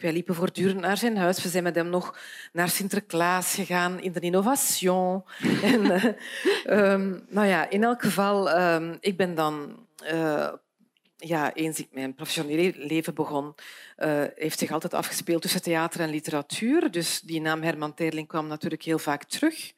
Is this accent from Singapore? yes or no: no; Beersel, Flanders, Belgium; ik ben opgegroeid in Beersel.